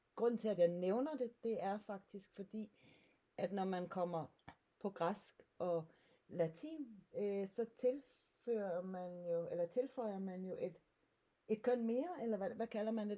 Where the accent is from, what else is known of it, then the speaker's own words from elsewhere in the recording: Sønder Stenderup, Southern Denmark, Denmark; jeg kommer fra Sønder Stenop, der ligger lidt syd for Kolding, på grænsen mellem øh, Sønderjylland og Midtjylland